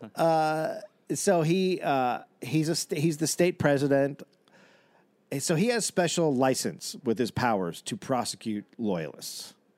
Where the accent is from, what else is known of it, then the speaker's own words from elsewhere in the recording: United States; I'm American